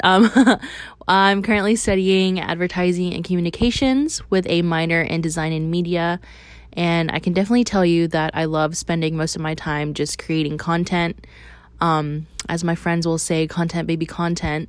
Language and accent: English; Athens, Georgia, United States; I grew up here uh, around the University of Georgia